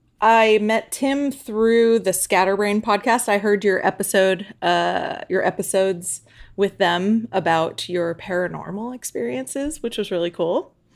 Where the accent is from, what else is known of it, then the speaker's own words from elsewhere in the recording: Arcadia, California, United States; I grew up in Arcadia